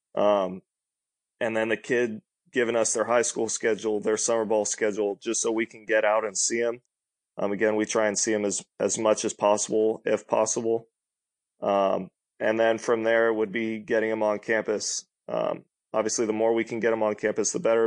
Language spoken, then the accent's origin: English; Sacramento, California, United States; We're from Sacramento